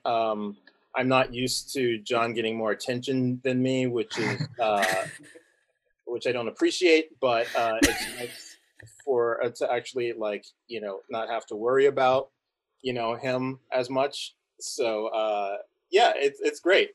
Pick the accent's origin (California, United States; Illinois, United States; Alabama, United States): California, United States; Southern; we grew up in Southern California